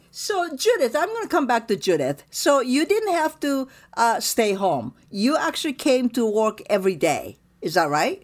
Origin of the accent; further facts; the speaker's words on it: Japan; now in United States; I grew up in Japan, so we bow